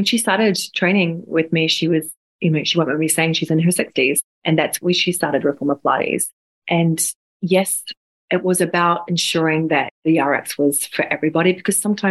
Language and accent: English; New Zealand; moved away; I'm originally from New Zealand